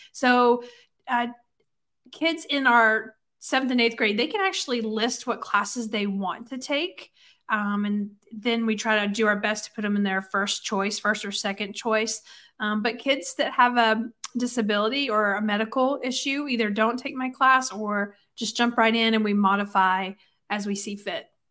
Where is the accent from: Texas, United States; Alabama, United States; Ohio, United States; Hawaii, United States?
Alabama, United States; accent: Southern; moved away as an adult; I am from Alabama